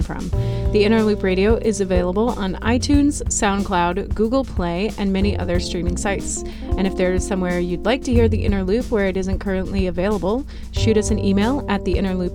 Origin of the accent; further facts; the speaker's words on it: the South, United States; I'm from the South